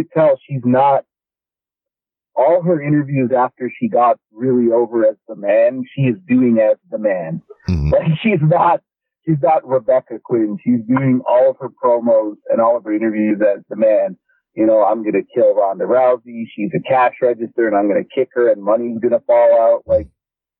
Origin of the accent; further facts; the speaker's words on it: Toronto, Ontario, Canada; I'm from Toronto